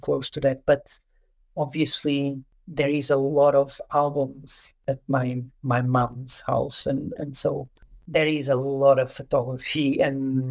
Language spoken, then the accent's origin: English; Lisbon, Portugal; also born or lived in Douro region, Portugal; we moved to Portugal. I grew up mostly around Lisbon